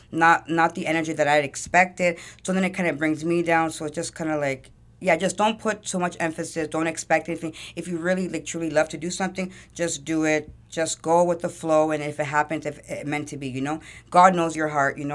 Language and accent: English; Toronto, Ontario, Canada; so I was born at yeah Jane Finch. Um, I moved around a lot.